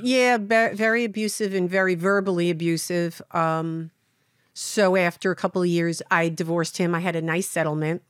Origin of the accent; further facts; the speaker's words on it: New York City, New York, United States; I grew up in Brooklyn